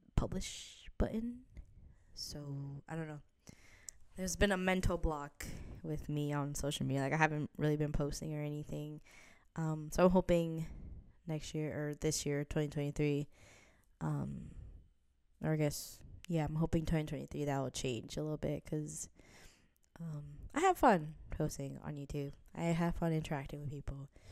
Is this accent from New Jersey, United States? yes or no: yes; New Jersey, United States; also born or lived in Midwest; now in New York City area, United States; I'm actually originally from New Jersey